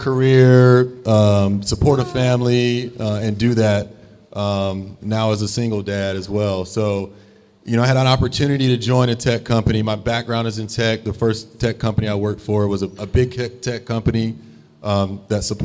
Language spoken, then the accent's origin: English; North Carolina, United States; also born or lived in Indianapolis / Raleigh-Durham; now in Baltimore, United States; I'm originally from North Carolina, my dad's from Philly